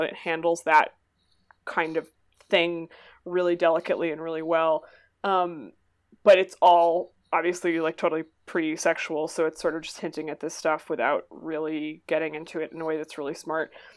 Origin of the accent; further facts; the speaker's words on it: Massachusetts, United States; I am from Massachusetts